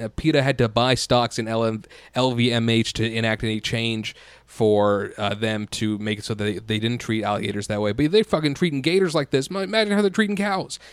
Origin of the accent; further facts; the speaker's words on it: United States; as an American